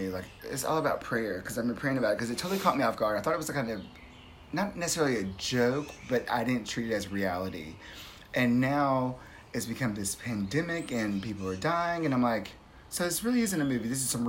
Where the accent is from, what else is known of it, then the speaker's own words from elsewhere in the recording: Cochrane, Canada; I'm from Cochrane.